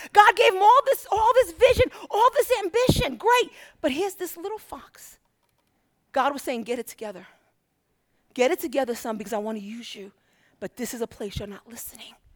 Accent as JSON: {"language": "English", "town": "New York City", "region": "New York", "country": "United States", "moved": "yes", "said": "I'm from Brooklyn"}